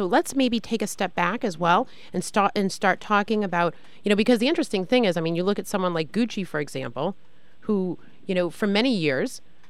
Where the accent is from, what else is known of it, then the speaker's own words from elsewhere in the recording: Marblehead, Massachusetts, United States; moved away; I'm from Marblehead originally.